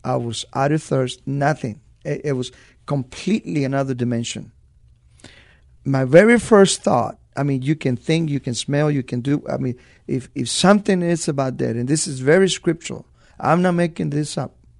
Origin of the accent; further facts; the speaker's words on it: Los Angeles, California, United States; moved away as an adult; also born or lived in Zacatecas, Mexico; now in San Antonio, United States; at a very young age, uh, I, I moved to East L A, and, uh, I grew up in East L A.